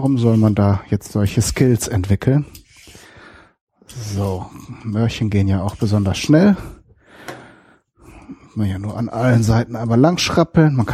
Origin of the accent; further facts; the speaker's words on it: North Rhine-Westphalia, Germany; Ich komme komm ja aus Westfalen, genauer gesagt Ostwestfalen. Aus einem kleinen Städtchen dort.